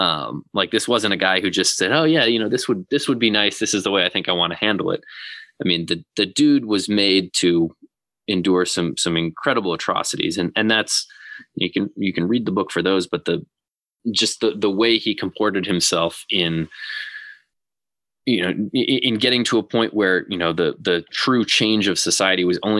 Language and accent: English; Massachusetts, United States; So I had never really done a whole lot of reading about Mandela. And growing up